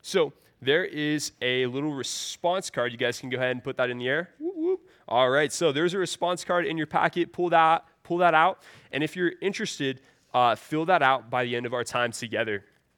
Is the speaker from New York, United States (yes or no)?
no; California, United States; I'm from the San Francisco Bay Area.